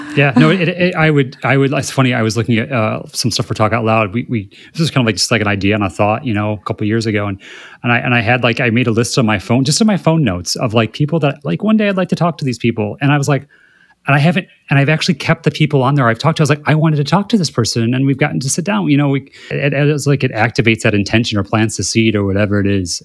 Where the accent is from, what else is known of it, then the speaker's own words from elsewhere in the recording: Midwest, United States; now in West Hollywood, United States; growing up in the Midwest